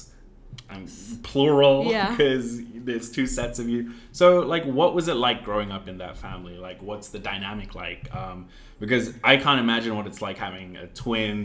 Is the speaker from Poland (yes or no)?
no; Ghana; moved away as an adult; now in United States; I was also born in the U.S., but then moved back to where my parents are from, which is Ghana